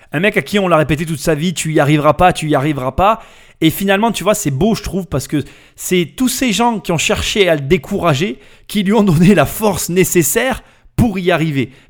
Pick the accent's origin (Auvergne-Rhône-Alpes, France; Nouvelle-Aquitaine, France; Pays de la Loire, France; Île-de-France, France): Île-de-France, France; Bobigny; Moi, j'ai grandi euh, à Bobigny.